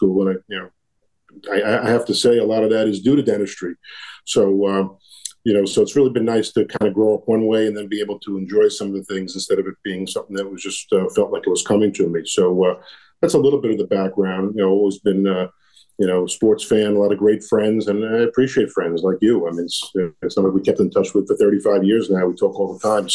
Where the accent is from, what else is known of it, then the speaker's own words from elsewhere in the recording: New York City, New York, United States; I grew up in Brooklyn